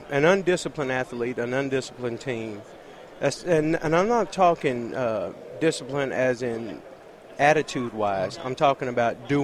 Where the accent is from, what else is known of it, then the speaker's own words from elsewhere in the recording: DeSoto, Texas, United States; my hometown